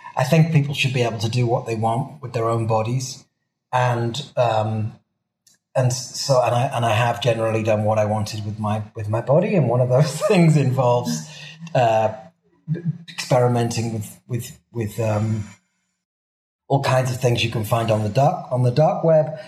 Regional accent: Swansea, Wales, United Kingdom; now in Mexico; I'm from Wales

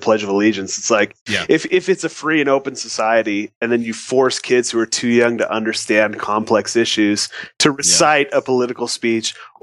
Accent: Farmington, Utah, United States; I grew up in Farmington, Utah.

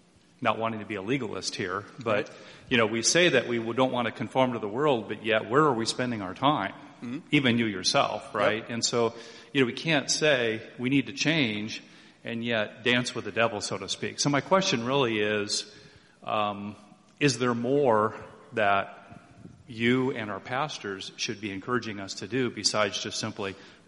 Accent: St. Louis, Missouri, United States; St. Louis, Missouri.

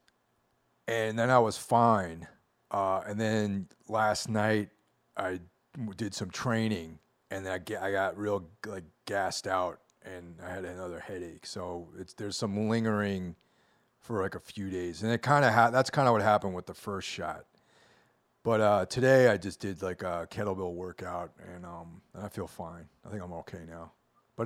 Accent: Hudson Valley, New York, United States; now in New York City, United States; I grew up in the Hudson Valley.

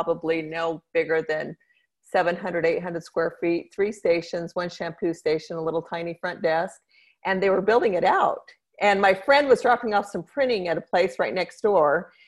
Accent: Idaho Falls, Idaho, United States; born there; also born or lived in Mexico; I was born in Idaho Falls, Idaho.

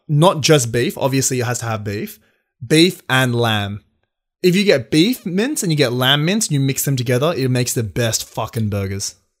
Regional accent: Sydney, New South Wales, Australia; We're both from Sydney.

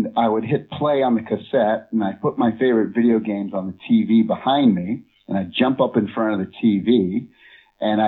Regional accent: Massachusetts, United States; moved away as an adult; also born or lived in Los Angeles; I grew up on the East Coast of the United States, a state called Massachusetts

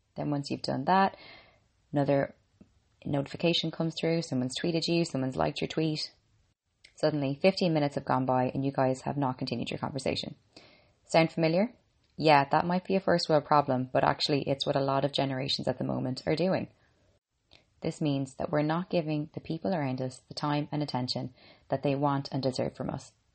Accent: Ireland; I'm an Irish girl

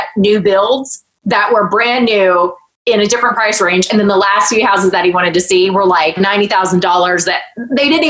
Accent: Newnan, Georgia, United States; I sold real estate in my hometown of Newnan, Georgia

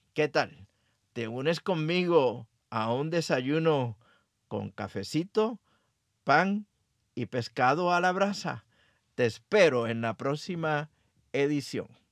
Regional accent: Aguadilla, Puerto Rico; mi pueblo natal Aguadilla, Puerto Rico

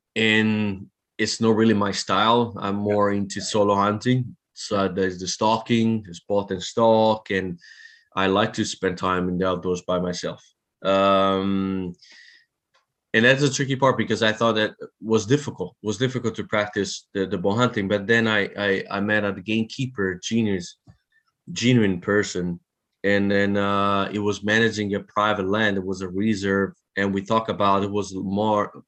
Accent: Italy; also born or lived in France; now in New Zealand; I'm from Italy, moved to France

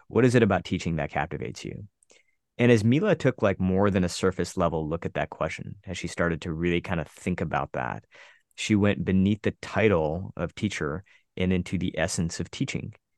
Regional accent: United States; an Indian kid growing up in the United States

